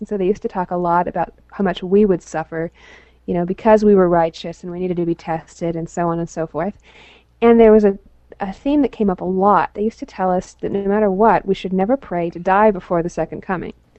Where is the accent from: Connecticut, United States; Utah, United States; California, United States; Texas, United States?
Utah, United States; Salt Lake City; I was born in Salt Lake City